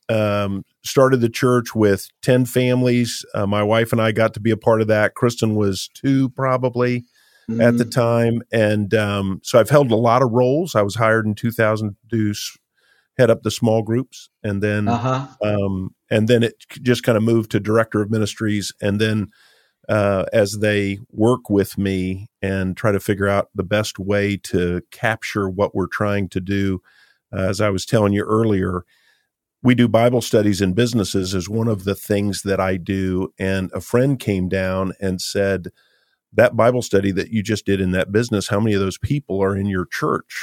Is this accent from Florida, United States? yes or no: yes; Lakeland, Florida, United States; I grew up here. I've lived here my whole life